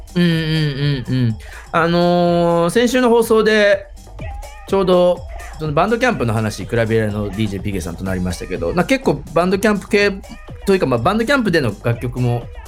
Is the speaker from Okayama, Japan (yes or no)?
no; Nagoya, Aichi, Japan; 地元名古屋でございま